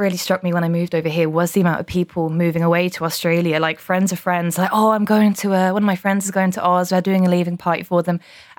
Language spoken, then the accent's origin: English; London, United Kingdom; now in Dublin, Ireland; I come from London to Dublin. I've been here a year now